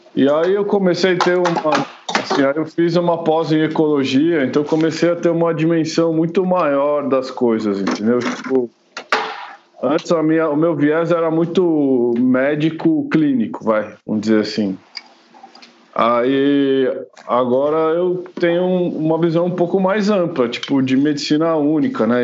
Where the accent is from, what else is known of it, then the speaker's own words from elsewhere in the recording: São Paulo, Brazil; moved away as an adult; now in Jundiaí, Brazil; quando eu era pequeno, eu morava em São Paulo mesmo, né? Eu vim morar aqui só quando eu casei